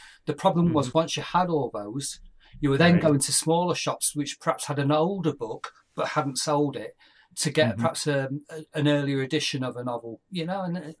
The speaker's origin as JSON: {"language": "English", "country": "United Kingdom", "said": "My morals and my philosophies were laid out by watching Doctor Who as a Brit"}